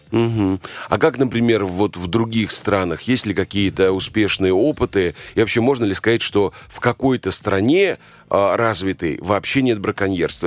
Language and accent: Russian; Volga region, Russia; я родился на Волге и все детство там э, прожил